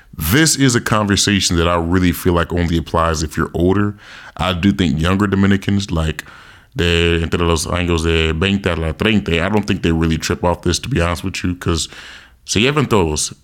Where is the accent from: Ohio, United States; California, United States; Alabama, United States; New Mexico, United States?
California, United States; I didn't see a lot of Haitians growing up in California